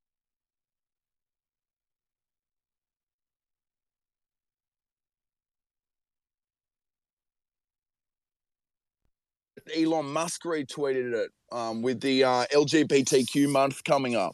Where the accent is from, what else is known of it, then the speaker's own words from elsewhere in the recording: Australia; we're obviously Australian